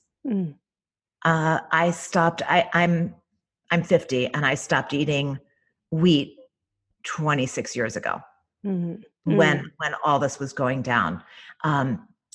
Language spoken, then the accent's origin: English; Northeast, United States; also born or lived in Ireland; I was raised in the Northeast